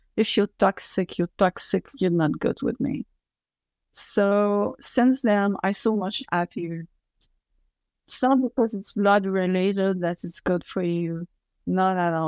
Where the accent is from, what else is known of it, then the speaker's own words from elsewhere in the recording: Quebec, Canada; accent: French; English is a second language; French accent and I don't speak as fast as I would like, because English is not my main language.